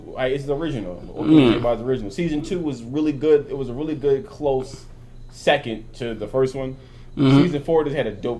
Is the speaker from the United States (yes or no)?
yes; Philadelphia, Pennsylvania, United States; I'm from Philly.